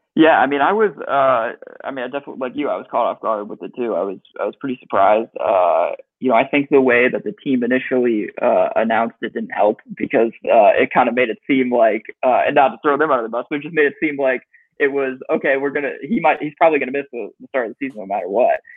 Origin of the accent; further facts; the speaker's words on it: Chicago, Illinois, United States; growing up in Chicago, always a fan